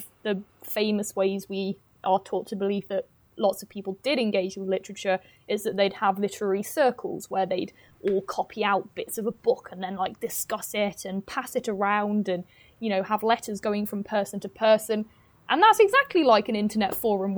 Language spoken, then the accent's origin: English; Derby, East Midlands, United Kingdom; now in Newcastle, United Kingdom; I'm from Derby, and I live in Newcastle